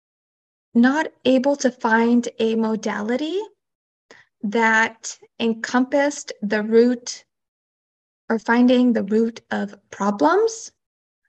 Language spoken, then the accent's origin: English; California, United States; also born or lived in Michoacán, Mexico (ancestry) / Ventura, California; I was born and raised in California, and I live on the coast in Ventura